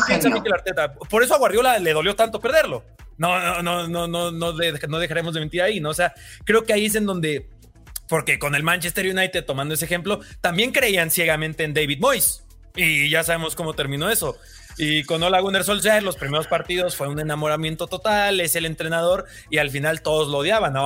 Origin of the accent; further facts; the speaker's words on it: Mexico; soy de México